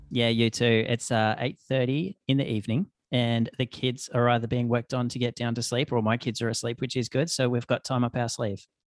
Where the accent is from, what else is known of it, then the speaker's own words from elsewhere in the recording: southeastern Australia, Australia; now in Canada; where I grew up in the southeastern pocket of, um, Australia